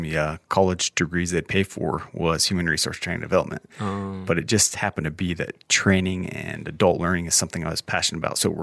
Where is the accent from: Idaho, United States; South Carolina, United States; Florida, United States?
Idaho, United States; Roberts; born there; also born or lived in Williamsport, Pennsylvania / West Jordan, Utah / Guadalajara, Mexico; So I was born in Roberts, Idaho.